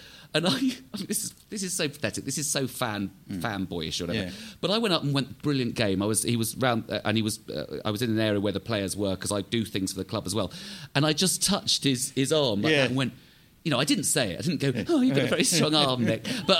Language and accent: English; England, United Kingdom; I hate being English